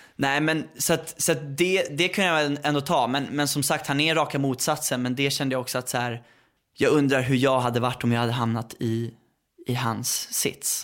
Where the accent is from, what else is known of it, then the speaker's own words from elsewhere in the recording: Värmdö, Stockholm County, Sweden; jag är uppväxt på Värmdö